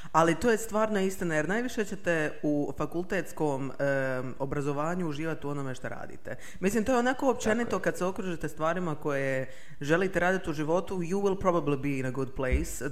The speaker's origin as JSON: {"language": "Croatian", "town": "Makarska", "region": "Split-Dalmatia County", "country": "Croatia", "said": "ja sam iz Makarske"}